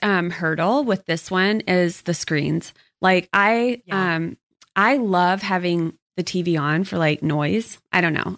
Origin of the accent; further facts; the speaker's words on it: Texas, United States; growing up in Texas